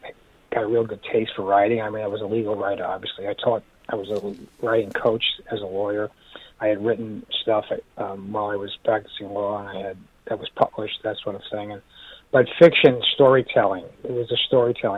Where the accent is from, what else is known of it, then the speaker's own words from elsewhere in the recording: New York City, New York, United States; growing up in the Bronx